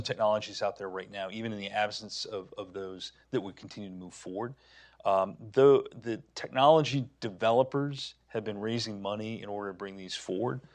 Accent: New Hampshire, United States; Seabrook Station Nuclear Power Plant, my home state

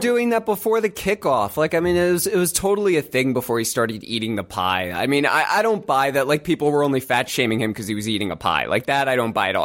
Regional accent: United States; as an American

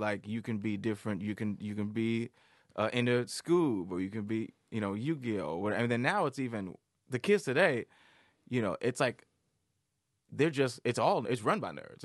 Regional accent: Detroit, Michigan, United States; I grew up in Detroit, so I I was always around like real thug, like hood

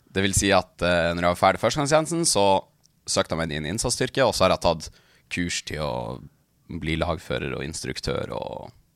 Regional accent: Tana, Troms og Finnmark, Norway; moved away as an adult; now in Tromsø, Norway; Jeg, jeg, jeg er fra, fra Tana, det er midt i Østfinnmark, men jeg bor i Tromsø

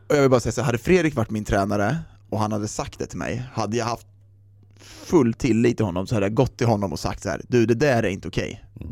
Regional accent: Sweden

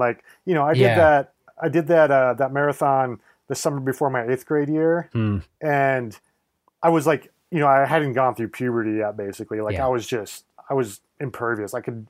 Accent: Nebraska, United States; I grew up in Nebraska, so like I didn't grow up in the mountains or anything, but my family would take trips out west to the national parks every summer.

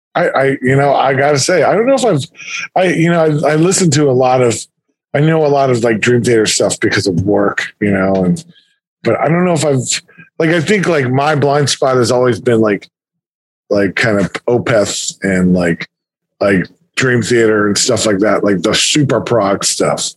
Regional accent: Alexandria, Virginia, United States; I'm from Northern Virginia.

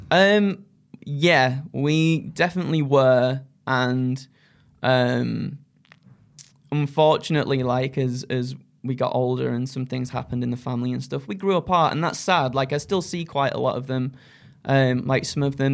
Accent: Skipton, Yorkshire and the Humber, United Kingdom; now in North East England, United Kingdom; I wanted to get out of Yorkshire, uh, well, Skipton for, for all my life growing up

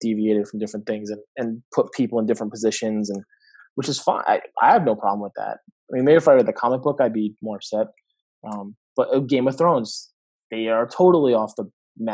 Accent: Providence, Rhode Island, United States; my hometown of Providence

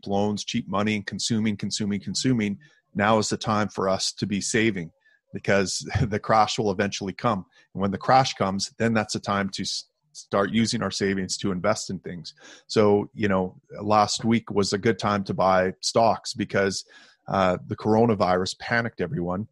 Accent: Canada; I, as a Canadian

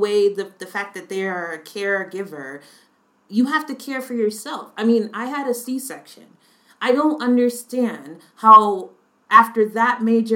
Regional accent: United States; moved away; as an American citizen

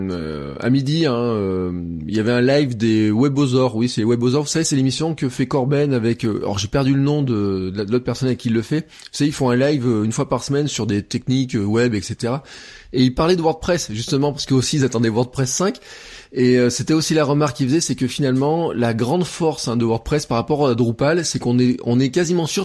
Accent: Auvergne-Rhône-Alpes, France; qui est pas tout à fait la France, qui est une partie de la France un peu spéciale, euh, on est presque indépendant, vous savez, nous, dans notre euh, état d'esprit.

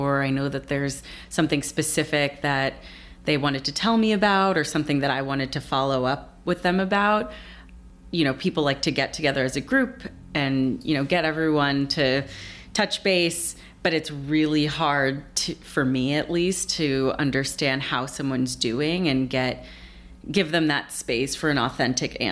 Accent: Shaker Heights, Ohio, United States; now in New York, United States; growing up in Shaker

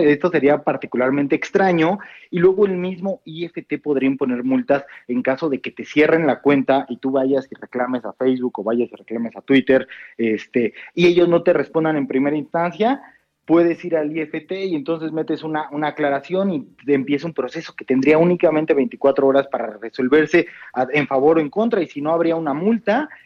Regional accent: Mexico

